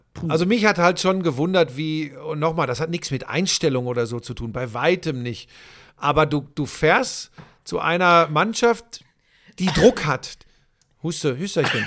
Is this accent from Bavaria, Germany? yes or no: no; Ruhr area, North Rhine-Westphalia, Germany; ich bin ein Kind des Ruhrgebiets.